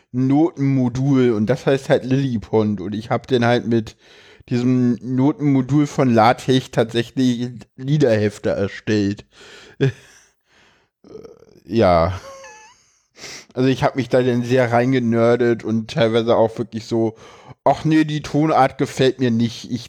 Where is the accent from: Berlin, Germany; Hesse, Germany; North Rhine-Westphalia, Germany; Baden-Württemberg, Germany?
Berlin, Germany; ich komme aus Berlin und in Berlin geht die Grundschule bis zur sechsten Klasse.